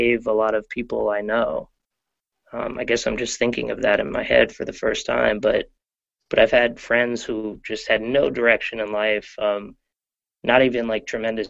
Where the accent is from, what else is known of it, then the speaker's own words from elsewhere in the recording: New York, United States; I grew up in New York